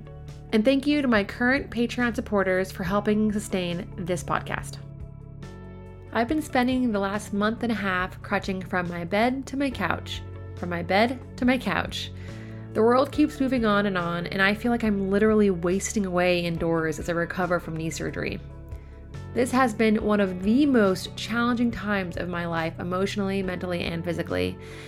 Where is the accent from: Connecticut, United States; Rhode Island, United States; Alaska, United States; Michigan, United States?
Alaska, United States; my home state of Alaska.